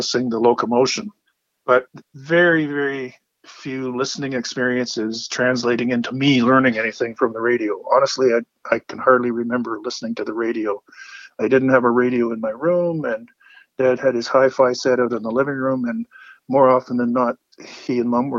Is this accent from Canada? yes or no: yes; Mississauga, Ontario, Canada; also born or lived in Toronto; Moved up to Mississauga when I was in grade three